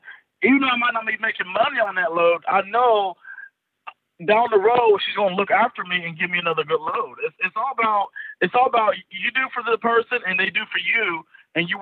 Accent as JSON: {"language": "English", "region": "North Carolina", "country": "United States", "tie": "born or raised there", "also_born_or_lived": "Virginia", "moved": "as an adult", "lives_now": "Wisconsin, United States", "said": "I was from North Carolina"}